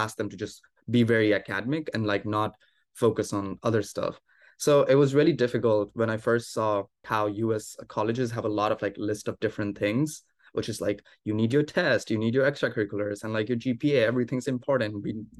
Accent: India; moved away as an adult; now in United States; I grew up in India and I started applying to colleges in the US as an international student.

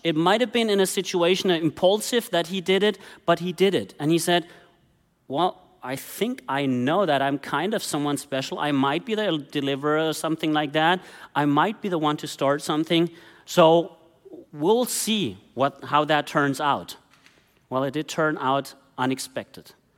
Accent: Germany; moved away as an adult; I grew up in Germany

